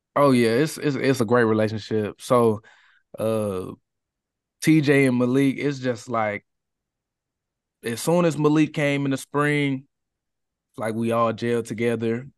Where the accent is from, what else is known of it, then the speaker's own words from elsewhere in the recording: Katy, Texas, United States; I grew up in the Katy area